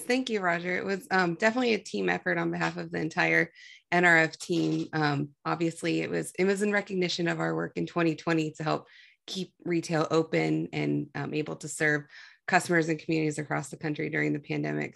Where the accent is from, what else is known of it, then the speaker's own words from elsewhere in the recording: Ohio, United States; from Ohio